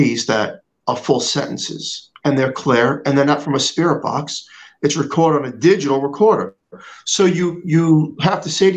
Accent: New York, United States; I'm from New York

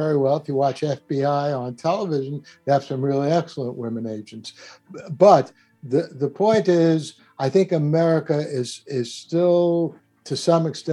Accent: New York, United States; accent: New York; my New York accent

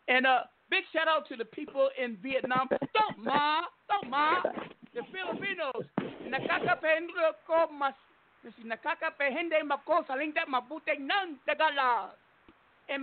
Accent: Seattle, Washington, United States; now in Arizona, United States; I am from Seattle

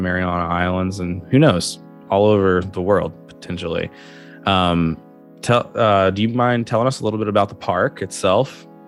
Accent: Kentucky, United States; moved away; also born or lived in Olympic Peninsula, Washington; my home state in Kentucky

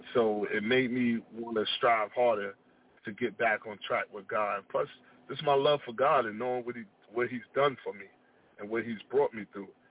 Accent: Long Beach, California, United States; I moved back to my hometown of Long Beach

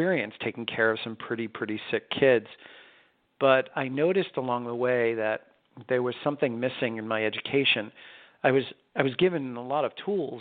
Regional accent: New York, United States; I was born and raised in New York

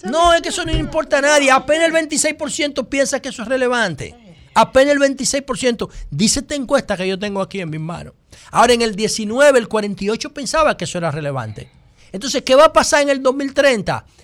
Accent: Dominican Republic; yo creo que soy el único dominicano

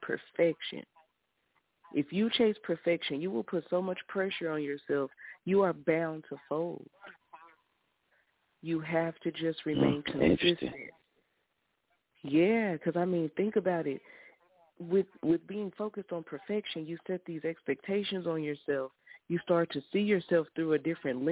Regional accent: Wagoner, Oklahoma, United States; also born or lived in Muskogee, Oklahoma; But I was raised in Wagner

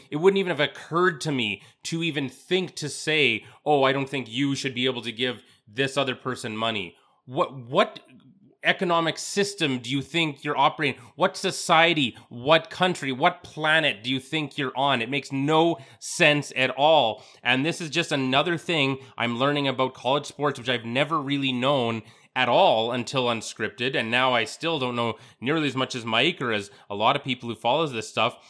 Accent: Canada; as a Canadian

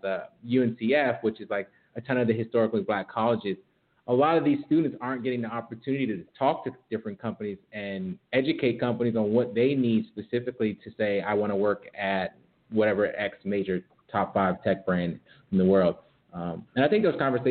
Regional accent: Rochester, New York, United States; I'm actually from Rochester, New York, which is like upstate New York, nothing to do there but like play in the snow

